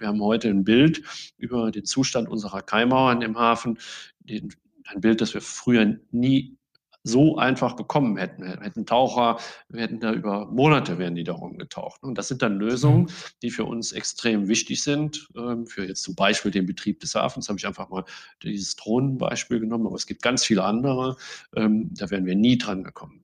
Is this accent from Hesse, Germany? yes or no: no; Saarland, Germany; ich bin selber Saarländer